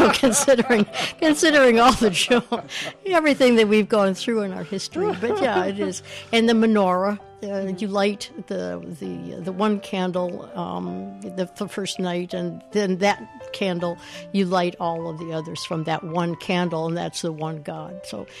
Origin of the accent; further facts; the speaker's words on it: Chicago, Illinois, United States; now in Canada; I was a little Jewish kid. I'm still a little Jewish kid. I'm just older. But as a little Jewish kid growing up in Chicago